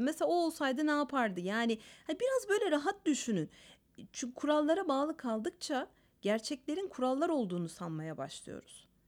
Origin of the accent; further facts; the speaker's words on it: Istanbul, Turkey; Ben mesela İstanbul Ermenisiyim.